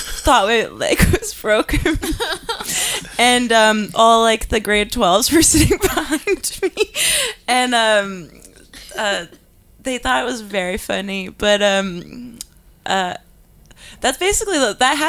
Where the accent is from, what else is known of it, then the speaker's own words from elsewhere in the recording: Northern Alberta, Canada; I'm from Northern Alberta.